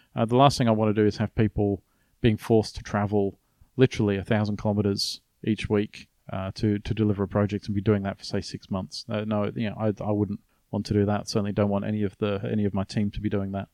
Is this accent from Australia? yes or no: yes; Australia; I was from Australia.